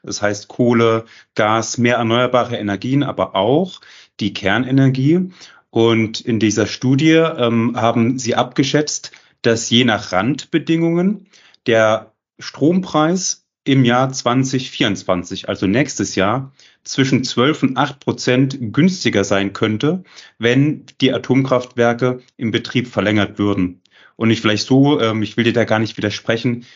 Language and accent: German; Jena, Thuringia, Germany; dass ich aus Jena komme